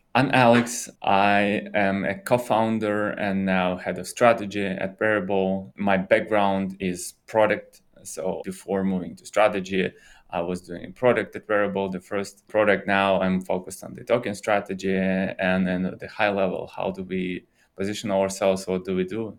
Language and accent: English; Russia; moved away; I'm originally from Russia